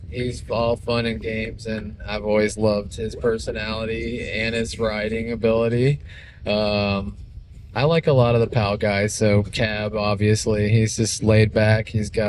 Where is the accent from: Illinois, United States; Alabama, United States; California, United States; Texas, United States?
Texas, United States; Houston; Growing up in Houston